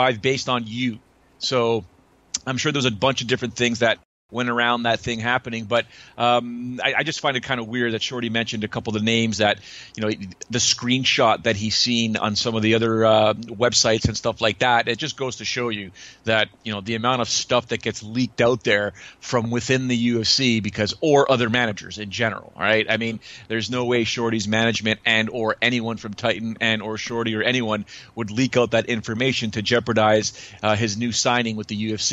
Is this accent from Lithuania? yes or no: no; Canada